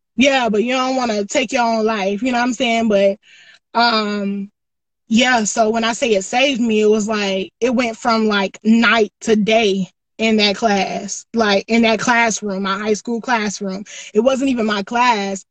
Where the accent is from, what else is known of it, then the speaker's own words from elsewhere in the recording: Greenville, South Carolina, United States; I'm from Greenville, South Carolina